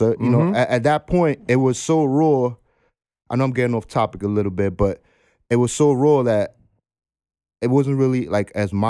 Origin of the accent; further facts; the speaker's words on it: New York City, New York, United States; I'm from Uptown.